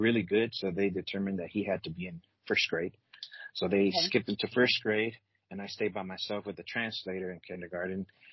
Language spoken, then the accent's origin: English; California, United States; moved away as an adult; also born or lived in Guatemala / Los Angeles / Inglewood / Palmdale; I was born there, and at the age of four, I came over to the States, and I grew up basically in California.